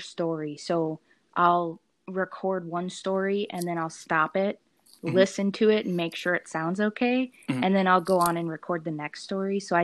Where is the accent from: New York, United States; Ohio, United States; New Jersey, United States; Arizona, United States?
New Jersey, United States; moved away as an adult; also born or lived in Minneapolis, Minnesota; now in Minnesota, United States; I am originally from New Jersey